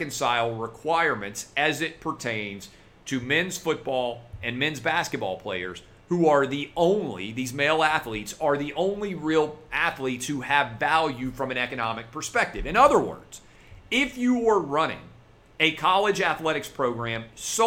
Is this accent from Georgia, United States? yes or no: no; Nashville, Tennessee, United States; my hometown of Nashville